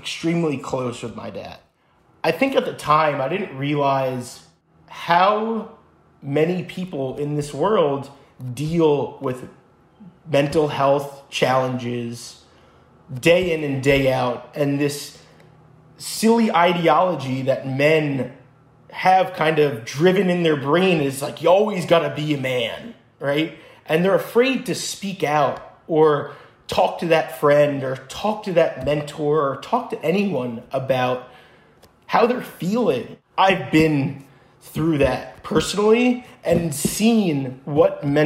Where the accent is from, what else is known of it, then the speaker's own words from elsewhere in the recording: New Jersey, United States; moved away as an adult; also born or lived in Israel; I grew up in New Jersey.